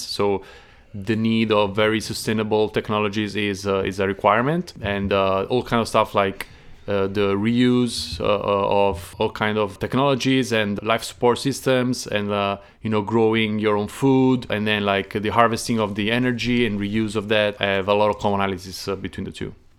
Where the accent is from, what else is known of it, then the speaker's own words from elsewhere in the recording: Naples, Campania, Italy; moved away; I'm from Naples, the south